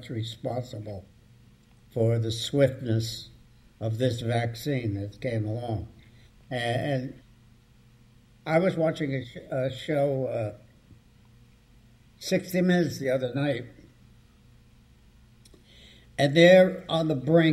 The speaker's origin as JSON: {"language": "English", "town": "Newark", "region": "New Jersey", "country": "United States", "tie": "born or raised there", "said": "I grew up in the heart of Newark"}